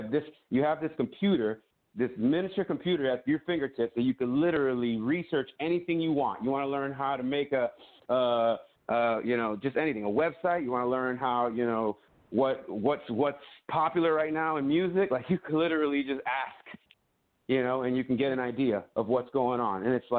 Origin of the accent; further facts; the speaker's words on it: Florida, United States; I'm from Florida.